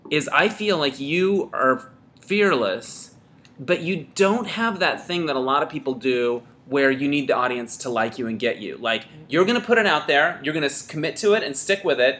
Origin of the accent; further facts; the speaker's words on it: United States; moved away as an adult; also born or lived in New York; now in Los Angeles, United States; Philly and New York. I was kind of bridge and tunnel.